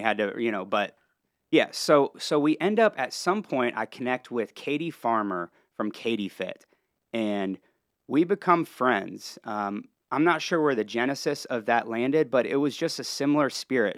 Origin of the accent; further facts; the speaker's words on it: Columbus, Ohio, United States; moved away as an adult; also born or lived in Cincinnati, Ohio; now in Lake Norman area, North Carolina, United States; I was born and raised in Ohio, grew up, uh, just outside of Columbus, and then, uh, earlier on moved over to Cincinnati